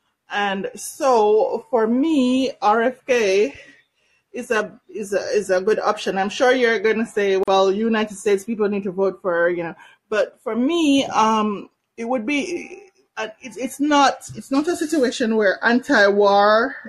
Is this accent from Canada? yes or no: yes; Canada; I'm Canadian, I'm also Jamaican.